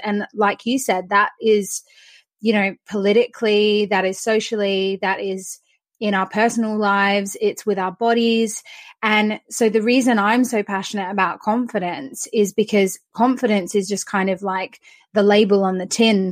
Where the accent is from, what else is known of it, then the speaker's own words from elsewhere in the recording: Australia; now in United Kingdom; I'm Australian, but I live in the UK